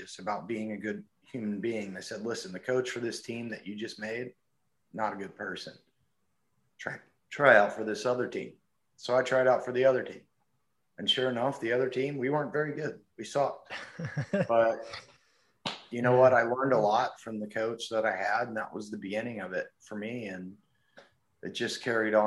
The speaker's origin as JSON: {"language": "English", "region": "North Carolina", "country": "United States", "tie": "born or raised there", "also_born_or_lived": "Florida / California", "moved": "as an adult", "said": "I was born in Florida, but I only lived there for about 3 months until my parents moved up to North Carolina"}